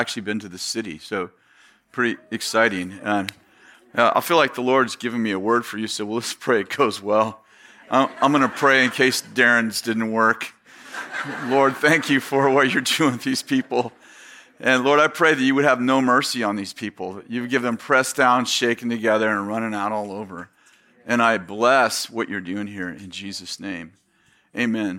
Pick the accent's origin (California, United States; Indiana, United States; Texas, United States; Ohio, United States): California, United States; San Jose; moved away as an adult; also born or lived in Weaverville, California; I grew up in the Bay Area in San Jose, Sunnyvale area